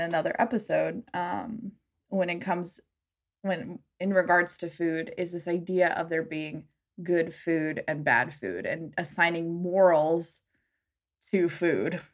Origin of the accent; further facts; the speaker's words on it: Southwest, United States; growing up in the Southwest, where we do eat a lot of Mexican food, we eat a lot of chilies.